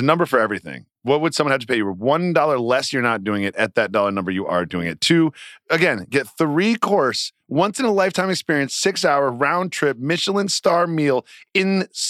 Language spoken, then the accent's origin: English; United States; I think you can tell we're American pretty quickly.